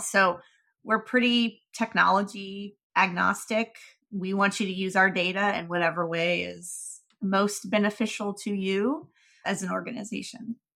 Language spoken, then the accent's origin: English; Marietta, Georgia, United States; I grew up in Marietta, suburb of Atlanta